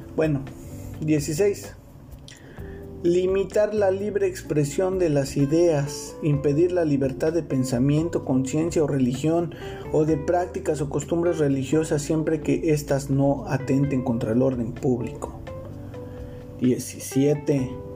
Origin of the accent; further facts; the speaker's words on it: Mexico City, Mexico; Yo soy de Ciudad de México, vivo en Ciudad de México, pero en estos momentos estoy trabajando, estoy fuera, estoy en el estado de Chiapas